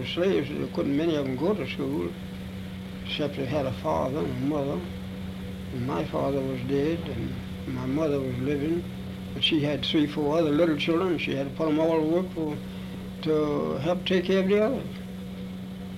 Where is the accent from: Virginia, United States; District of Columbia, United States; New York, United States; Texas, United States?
Virginia, United States; Charlottesville; I was born in Charlottesville, Virginia